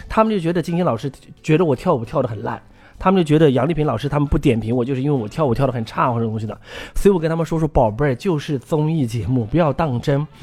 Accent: Dongchuan, Yunnan, China; now in Beijing, China; 我们东川是一个很小的一个，一个地方，就嗯像我们家小时候穷的叮当响

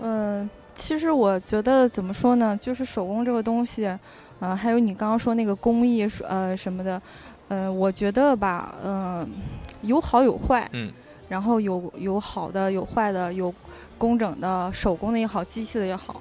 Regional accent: northern China, China; 我是个北方人

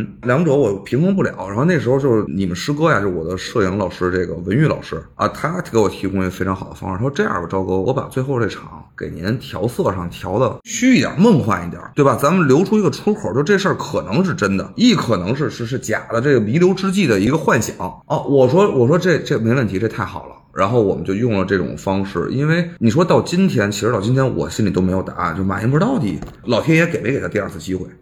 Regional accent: Beijing, China; 认为我是一个纯正意义上北京人。对吧？因为因为人家北京人其实最纯正的，其实在南城嘛。我还是叫新北京人这一代吧，我还是就是大院长大的嘛。

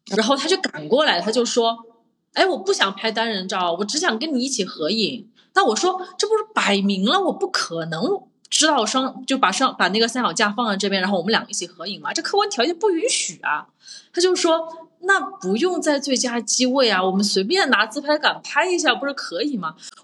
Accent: Changde, Hunan, China; moved away; 我本来在国内我是湖南人嘛，我是常德人

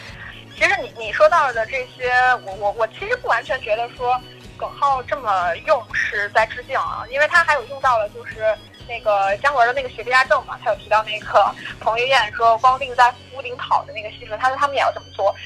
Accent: China; 我们中国人碰到的解决不了的问题的时候，我们就推给酒

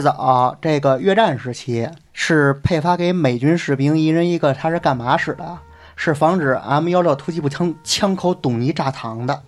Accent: China; 我生在中国

